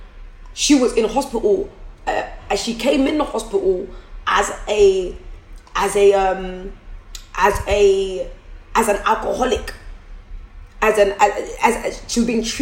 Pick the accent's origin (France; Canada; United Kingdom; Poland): United Kingdom; London; I'm from Forest Gate